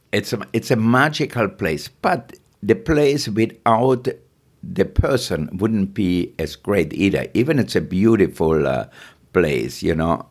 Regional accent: Austria; moved away; I grew up in Austria, really poor.

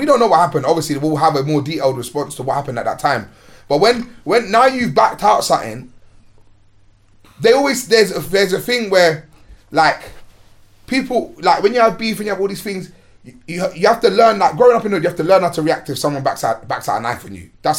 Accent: London, United Kingdom; In one square in my hood, Chippenham, not too far from here. I grew up in Mozart across the bridge from where we are now.

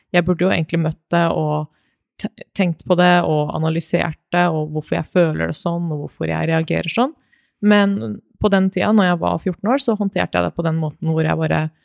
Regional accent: Moss, Østfold, Norway; also born or lived in Konya, Turkey (family origin); jeg kommer fra Moss, så det er en liten by, det også. Men eh, vokste opp i Moss og har bodd der hele livet.

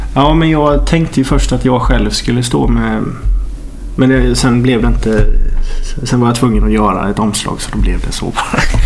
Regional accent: Norrahammar, Jönköping County, Sweden; moved away; Jag är från Norra Hammar utanför Jönköping och det är ju litet.

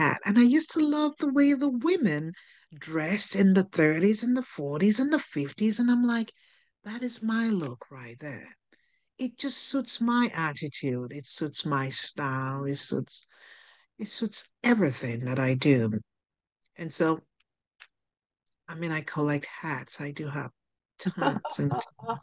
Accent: Nigeria; I'm from Nigeria

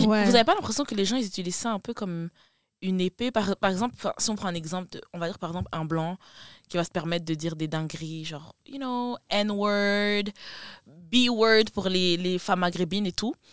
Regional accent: Belgium; je suis belge, fous-moi la paix.

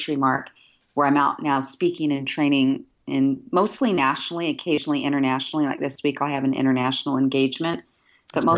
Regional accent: Salt Lake City, Utah, United States; I'm, you know, based here and born and raised in Salt Lake City, Utah

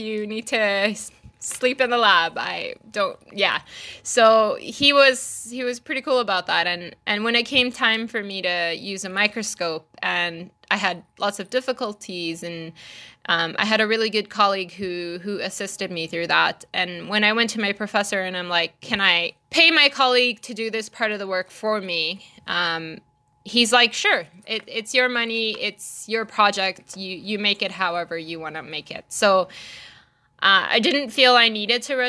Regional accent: Malaysia; moved away; When I grew up in Malaysia, I did go to a private school

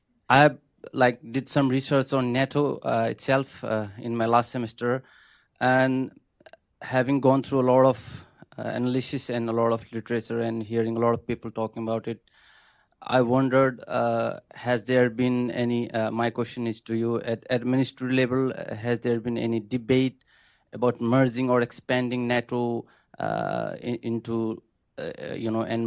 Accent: Nepal; moved away as an adult; now in Washington, D.C., United States; I'm from Nepal, and I'm studying Master's in National Security in Daniel Morgan Graduate School in Washington, D.C.

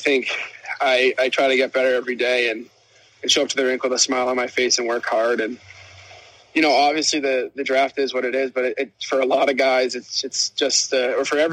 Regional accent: Boston, Massachusetts, United States; growing up in Boston

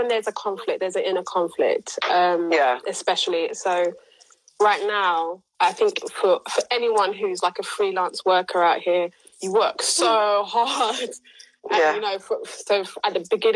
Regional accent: London, United Kingdom; I attach to being a Londoner more than I attach to being from an island

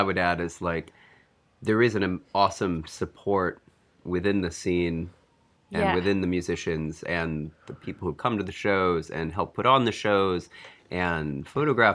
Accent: Detroit, Michigan, United States; now in Washington, D.C., United States; I'm originally from Detroit

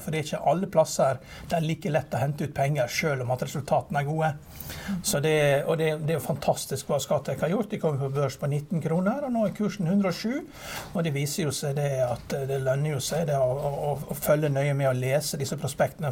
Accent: Norway; vi som nordmenn

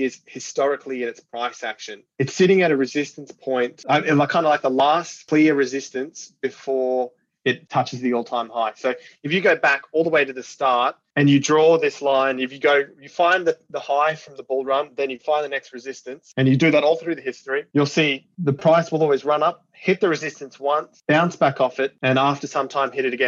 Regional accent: Australia; I'm Australian

